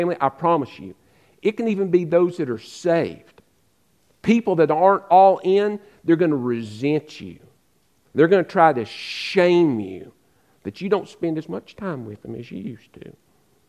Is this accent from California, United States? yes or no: no; Western North Carolina, United States; moved away; I grew up in Western North Carolina.